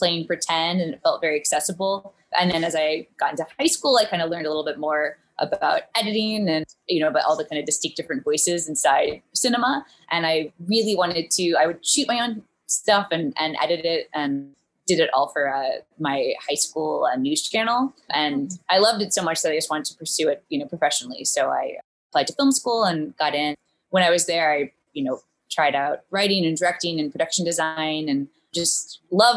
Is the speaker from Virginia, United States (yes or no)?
yes; Charlottesville, Virginia, United States; moved away as an adult; also born or lived in New Orleans; now in New York, United States; I'm from Charlottesville, Virginia